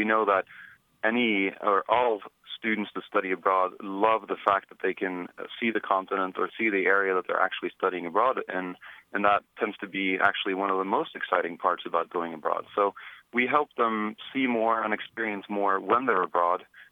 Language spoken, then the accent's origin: English; Norway; now in United States; I grew up in Norway, so it's a pretty unique name here in the U.S.